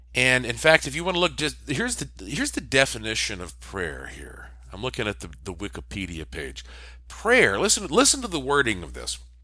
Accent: Asheville, North Carolina, United States; Asheville, North Carolina, my hometown

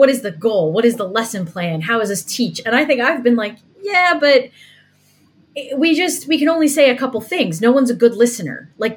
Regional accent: the northeast of the United States, United States; Megan and I, as you can tell already, come from the northeast of the United States

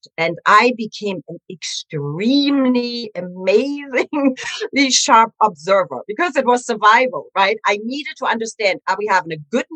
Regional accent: Germany; English is a second language; moved away as an adult; also born or lived in New York City; now in United States; I grew up in Germany in an interesting household

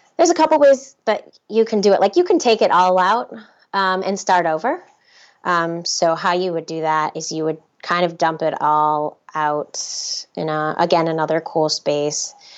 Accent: Minnesota, United States; I'm from Minnesota

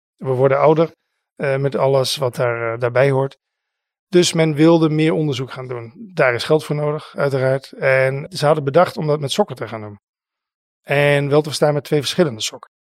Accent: Netherlands; wij zijn natuurlijk als Nederlanders

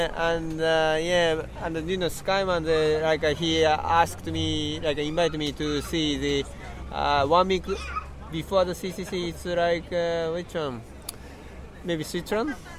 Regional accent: Shizuoka, Japan; English is a second language; my hometown is Shizuoka. is kind of kind of mountain place

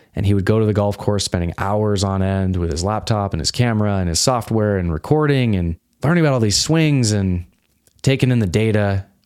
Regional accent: suburb of Salt Lake City, Utah, United States; I grew up in Utah. This is a suburb of, of Salt Lake City.

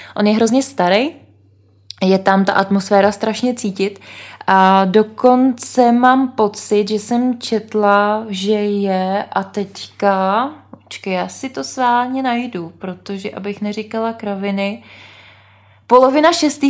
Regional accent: Bohemia, Czechia; odkud jsme, jsme řekli, že z Čech

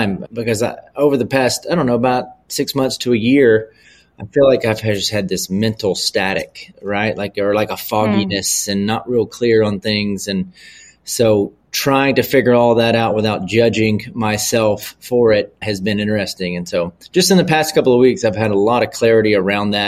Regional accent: Louisiana, United States; I'm from the South. I'm from Louisiana

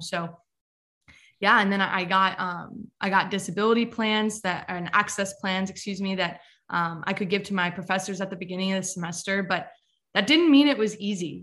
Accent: Westminster, Maryland, United States; I'm from Westminster, Maryland

